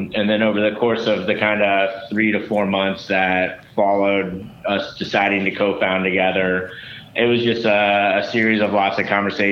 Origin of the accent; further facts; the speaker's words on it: Cincinnati, Ohio, United States; moved away as an adult; also born or lived in North Carolina / Stanford, California; I grew up in Cincinnati, Ohio